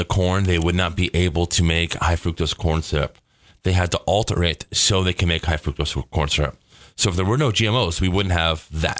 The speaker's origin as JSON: {"language": "English", "country": "United States", "said": "I'm American."}